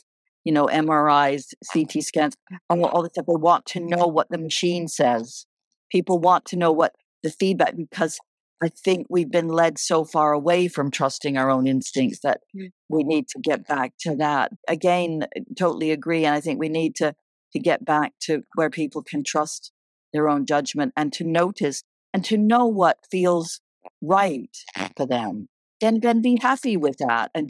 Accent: Canada; moved away; when I grew up in Canada, we used to always have a once a year checkup

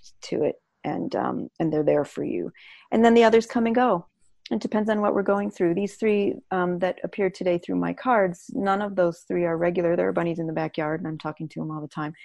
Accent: Chicago, Illinois, United States; I'm from Chicago

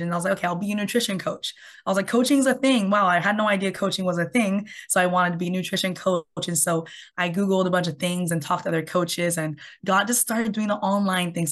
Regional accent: Canada; I'm from Canada

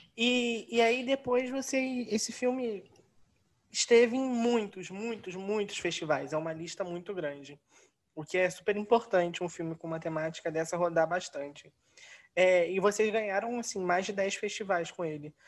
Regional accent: Rio de Janeiro, Brazil; nós somos do Rio

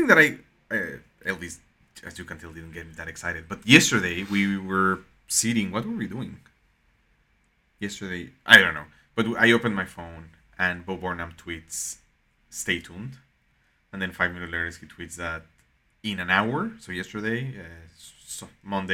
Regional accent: Mexico; moved away; growing up in Mexico

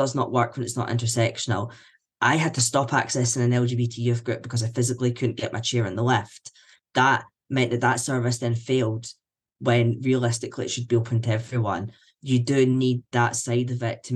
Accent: Scotland, United Kingdom; I'm a white man. I'm Scottish

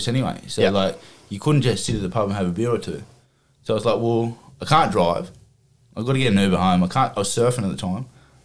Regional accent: Wollongong, New South Wales, Australia; now in Bairnsdale, Australia; I'm from Wollongong. I'm a chippy.

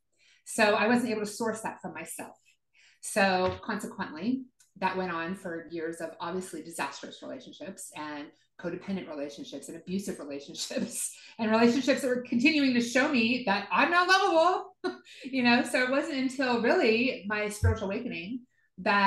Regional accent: the South, United States; I grew up in the South, so born again Christians

